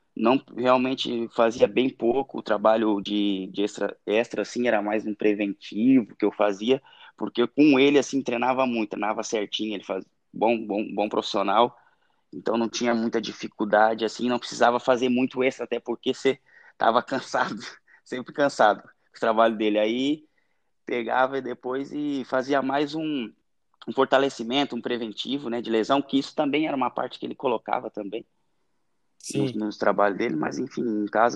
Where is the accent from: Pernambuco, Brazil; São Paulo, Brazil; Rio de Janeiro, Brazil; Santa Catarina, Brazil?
Santa Catarina, Brazil; Ilhota; moved away as an adult; also born or lived in Ibirama, Santa Catarina / Mato Grosso / Myanmar / Thailand; fui criado numa cidade muito pequena, ali no Vale do Itajaí, que é Ilhota